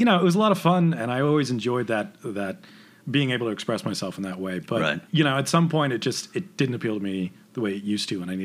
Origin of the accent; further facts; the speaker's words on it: Prescott, Arizona, United States; also born or lived in Phoenix, Arizona; I grew up in Arizona